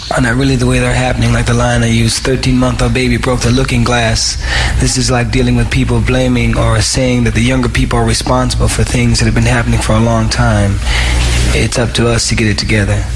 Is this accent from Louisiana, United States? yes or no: no; Saginaw, Michigan, United States; was born in Saginaw, Michigan